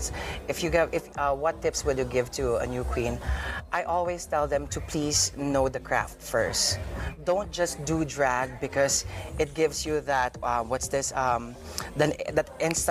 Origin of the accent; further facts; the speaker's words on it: Philippines; As a Filipino queen